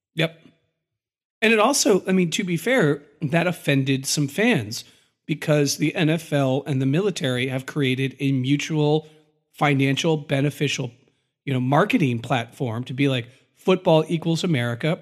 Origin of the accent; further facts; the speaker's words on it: United States; as we define ourselves as Americans